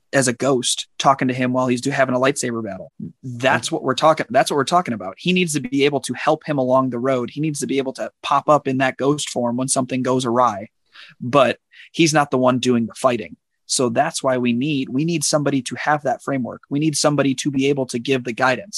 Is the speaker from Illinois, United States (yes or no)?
yes; Chicago, Illinois, United States; I grew up in Chicago